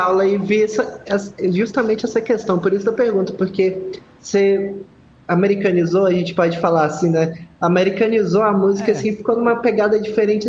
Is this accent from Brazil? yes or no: yes; Belo Horizonte, Minas Gerais, Brazil; Eu sou de Belo Horizonte.